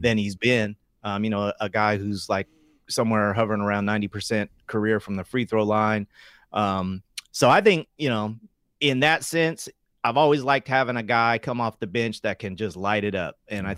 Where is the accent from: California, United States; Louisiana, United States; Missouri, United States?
California, United States; Sacramento; growing up in South Sacramento